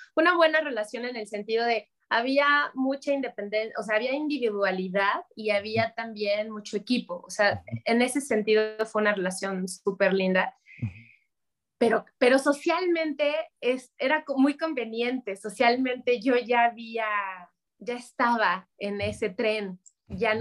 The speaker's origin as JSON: {"language": "Spanish", "region": "Mexico City", "country": "Mexico", "tie": "born or raised there", "said": "nosotros, mi hermano y yo, crecimos en Ciudad de México"}